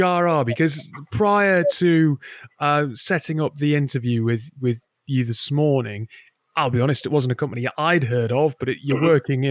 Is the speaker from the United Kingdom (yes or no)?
yes; the Northeast, North East England, United Kingdom; a native of the Northeast